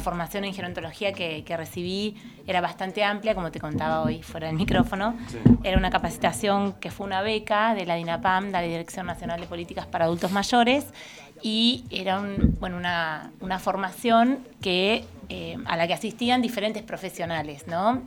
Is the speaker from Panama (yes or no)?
no; Argentina